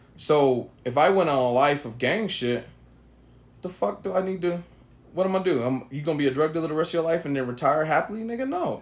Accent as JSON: {"language": "English", "town": "Oakland", "region": "California", "country": "United States", "tie": "born or raised there", "said": "growing up in Oakland, California"}